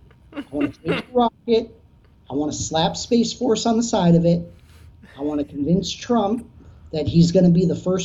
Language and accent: English; United States; I am an American first